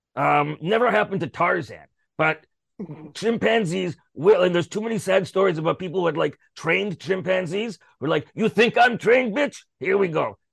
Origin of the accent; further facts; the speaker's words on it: Canada; I'm a Canadian in Canadian show business.